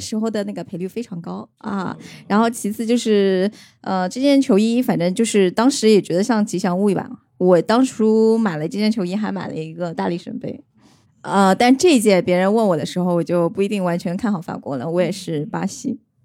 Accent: Nanjing, Jiangsu, China; now in Shanghai, China; 我是南京人

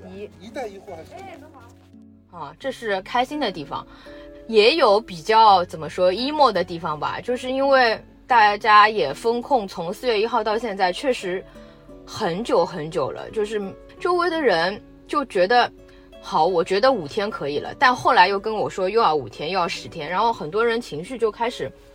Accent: Shanghai, China; 我们还是土生土长的上海人

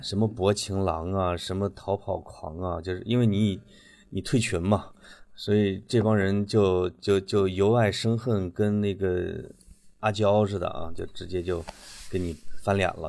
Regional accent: Henan, China; accent: Henan dialect; 在我们河南话呢

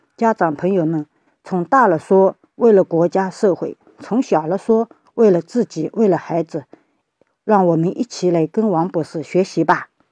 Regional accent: Shaoxing, Zhejiang, China; 我是来自浙江绍兴的

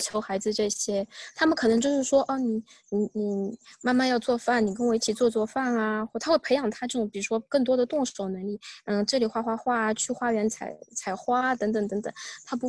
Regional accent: China; 他对家的这个归属感可能就没有像我们中国人这么这么这么牢固哈。

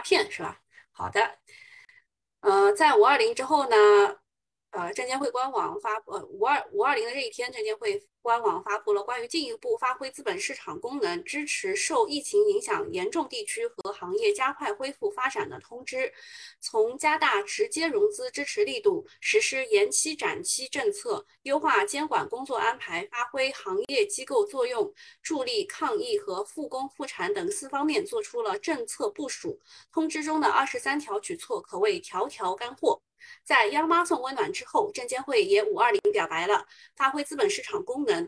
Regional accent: Shanghai, China; 我们上海人

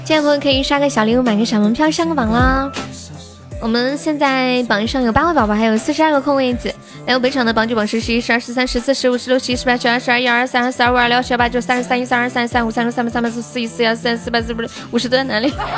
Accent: Sichuan, China; 我是四川的

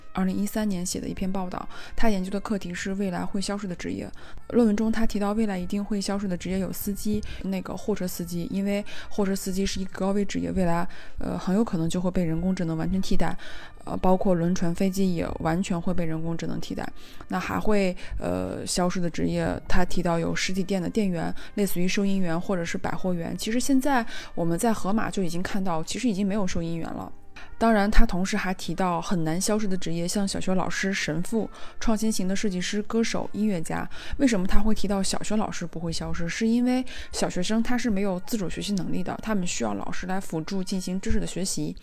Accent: China; 我中国人

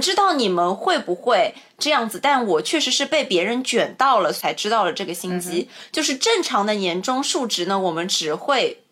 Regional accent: China; 这个许愿就是我们中国人自己家的一个 traditional 的环节

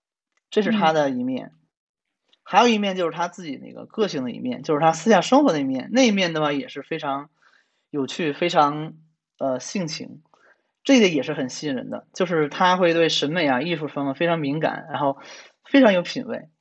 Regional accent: China; 我虽然是中国人嘛

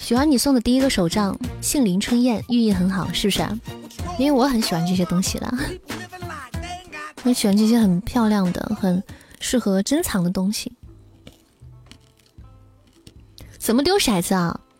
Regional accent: Taiwan; 我们台湾人抽六点啊！

